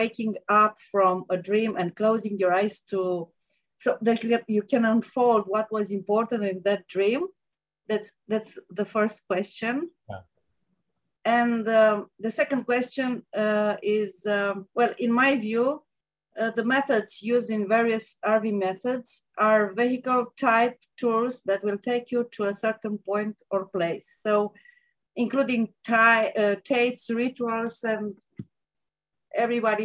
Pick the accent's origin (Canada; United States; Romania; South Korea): Romania; I'm Romanian.